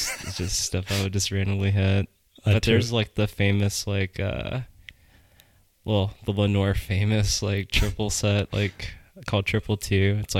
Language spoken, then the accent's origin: English; Germany; born there; Yeah, so I was born in Germany.